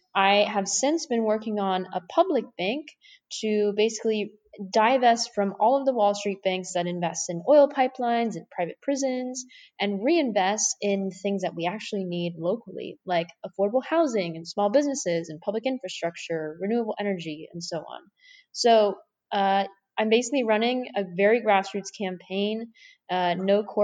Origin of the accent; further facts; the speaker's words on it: Southern California, United States; now in San Francisco, United States; I was born and raised in Southern California